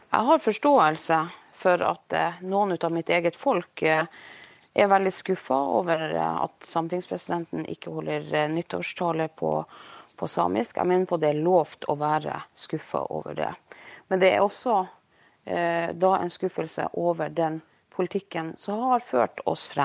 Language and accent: Norwegian; Norway; first language Norwegian; samtidig så er jo mitt morsmål da norsk.